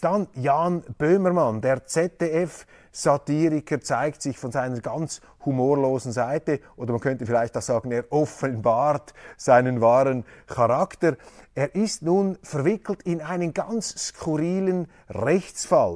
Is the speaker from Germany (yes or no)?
no; Switzerland; als Schweizer